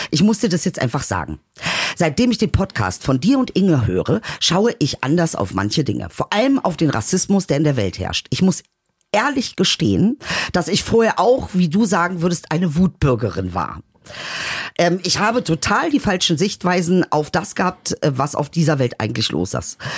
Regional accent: Germany; für mich als Deutscher ist einfach wichtig, dass ich keine Spargelintoleranz habe.

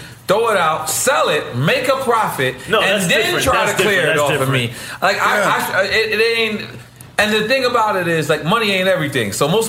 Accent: New York, United States; moved away as an adult; now in Miami, United States; as a person that now lives in Miami, born and raised in New York.

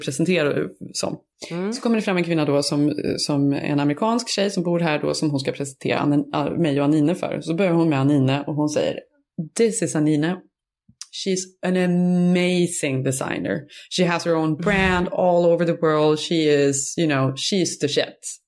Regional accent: Borås, Västra Götaland, Sweden; moved away as an adult; also born or lived in Stockholm; från, från Borås, då var jag ju, hade jag precis tagit studenterna. Så jag var, mössan var fortfarande på nästan när jag flyttade upp till Stockholm

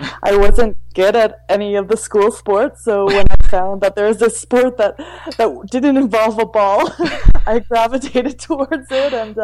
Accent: New Brunswick, Canada; moved away; also born or lived in British Columbia; I grew up in New Brunswick and I did the Velo MB race circuit

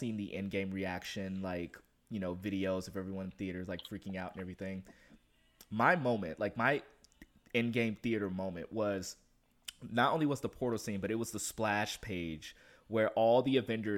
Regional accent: Compton, California, United States; I grew up in Compton. I grew up in Compton

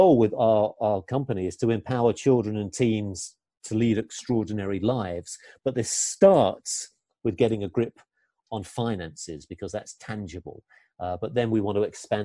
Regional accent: England, United Kingdom; I'm English

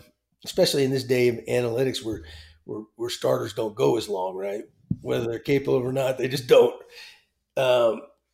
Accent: Texas, United States; growing up in Texas

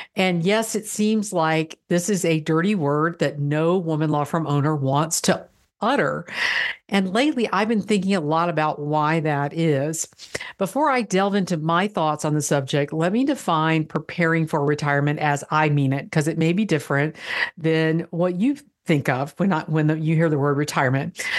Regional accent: Florida, United States; I'm from Florida

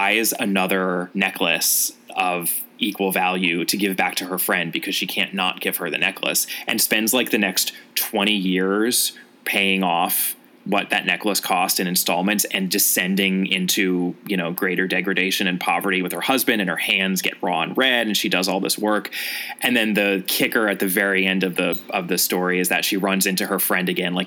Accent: United States; as an American Anglophile

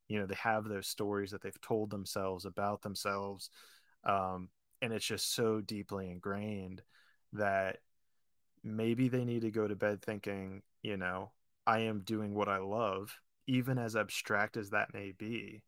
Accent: Pittsburgh, Pennsylvania, United States; moved away as an adult; also born or lived in Florida / California; I grew up in Pittsburgh, went to college in Florida.

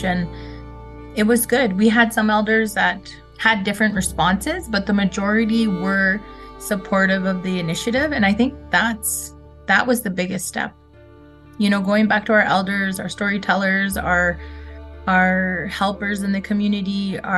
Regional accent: Red Pheasant First Nation, Saskatchewan, Canada; I'm from Red Pheasant First Nation, located in Treaty 6 territory, Saskatchewan, Canada.

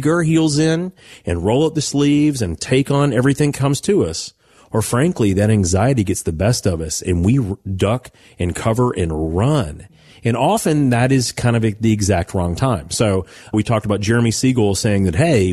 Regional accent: Owensboro, Kentucky, United States; When I was a kid growing up outside of Owensboro, Kentucky

